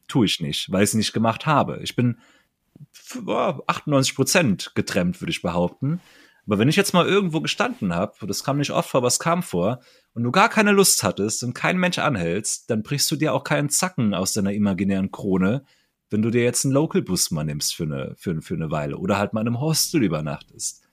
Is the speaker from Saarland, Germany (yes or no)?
yes; Saarland, Germany; im Saarland nicht. Kennen wir nicht bei uns hier